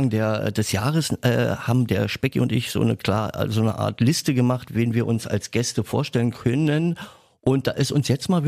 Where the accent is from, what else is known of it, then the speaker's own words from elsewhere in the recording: Berlin, Germany; accent: Berlin; ich bin ja Berliner, kann man wahrscheinlich nicht, äh, kann ich nicht wegleugnen von meinem Akzent